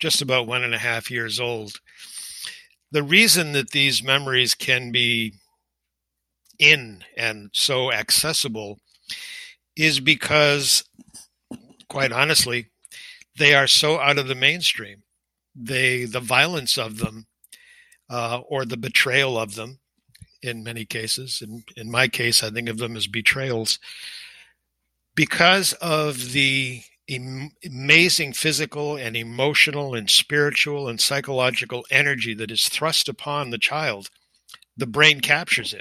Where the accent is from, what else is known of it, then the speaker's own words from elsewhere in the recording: Manchester, New Hampshire, United States; also born or lived in Melrose, Massachusetts; I was born in Melrose, Massachusetts, and lived there with my family, my extended family, on my father's side until just about the age of three, at which point we moved to Manchester, New Hampshire.